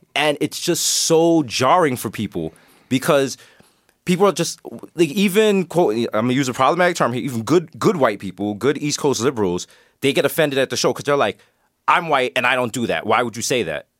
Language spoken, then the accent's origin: English; Jamaica; I'm Jamaican